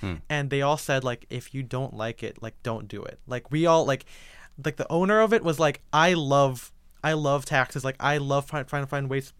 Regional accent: Philippines; Being a Filipino person, even my Chinese side of my family was born in the Philippines. So I consider myself culturally Filipino.

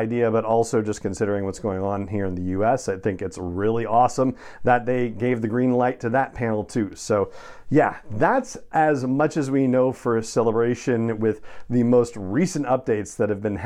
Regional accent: Los Angeles, California, United States; when I was a kid and growing up in Los Angeles

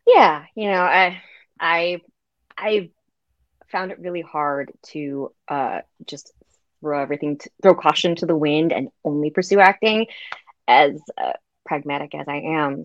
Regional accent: United States; I, as an American

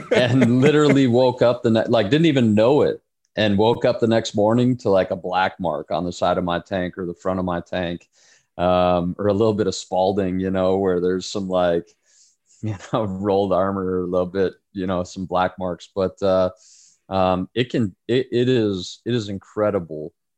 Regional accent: United States; we as an American society

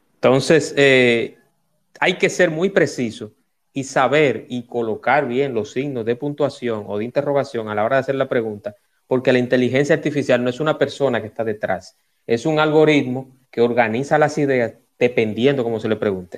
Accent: Dominican Republic

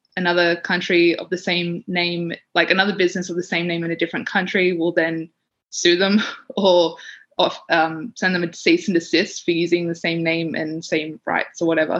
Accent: Sydney, New South Wales, Australia; now in Canberra, Australia; I grew up in Western Sydney

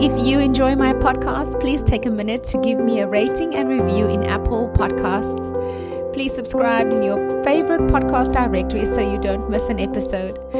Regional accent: South Africa; my home country right here in South Africa

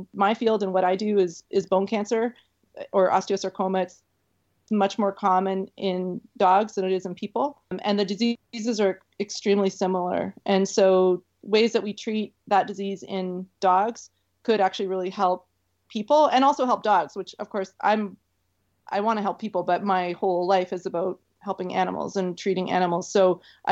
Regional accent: Canada; also born or lived in Florida; I think I'm too Canadian to live in Florida

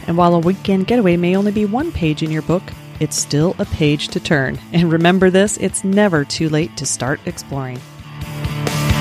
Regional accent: Denver, Colorado, United States; now in Florida, United States; I grew up in Denver

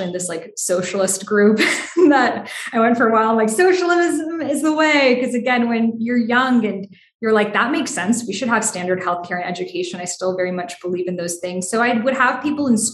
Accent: Boston, Massachusetts, United States; I grew up in Boston, there's such immense history there

